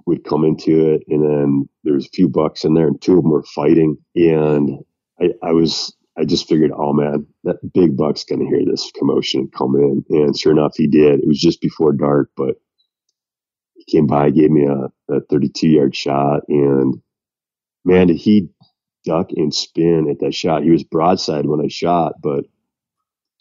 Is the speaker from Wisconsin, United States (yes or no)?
yes; central Wisconsin, United States; now in Colorado, United States; Wisconsin, my hometown area, kind of central Wisconsin